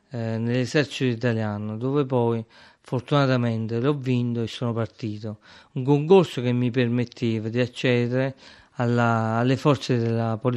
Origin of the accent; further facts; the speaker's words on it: Acerra, Campania, Italy; born there; sono nato ad Acerra il 30 eh, aprile del 1978. Sono nato come si nasceva prima, sono nato in casa, eh, in via Annunziata